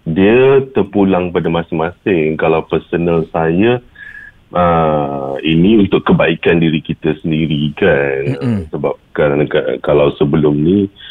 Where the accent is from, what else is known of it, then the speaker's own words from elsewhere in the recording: Malaysia; kita sebagai rakyat Malaysia